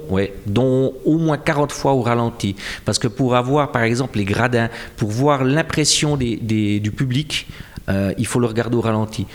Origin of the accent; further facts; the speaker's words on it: Jura, Switzerland; accent: jurassien; mon accent jurassien